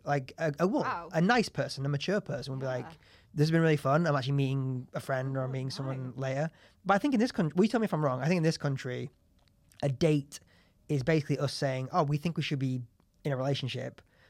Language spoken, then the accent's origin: English; Leeds, Yorkshire and the Humber, United Kingdom; moved away as an adult; also born or lived in New York; now in London, United Kingdom; I moved back to Leeds and... I mean, I had my flat in London, but it was being rented out. And so I was back at my parents' house for like 5 or 6 months.